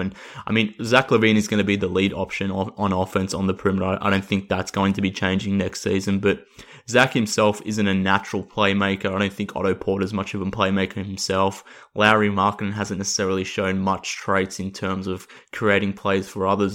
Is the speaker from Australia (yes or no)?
yes; Australia; accent: Australian; based on my voice and my accent that I'm, I'm based in Australia